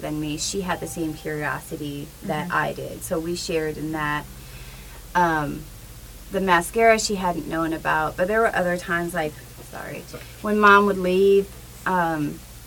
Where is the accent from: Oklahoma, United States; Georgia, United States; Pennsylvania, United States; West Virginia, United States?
Pennsylvania, United States; Punxsutawney; moved away; also born or lived in Lancaster, Pennsylvania; in the area I grew up in Punxsutawney